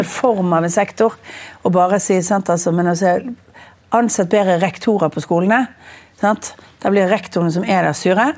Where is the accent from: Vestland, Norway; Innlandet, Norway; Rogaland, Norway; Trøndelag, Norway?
Vestland, Norway; Bergen; Jeg er bergenser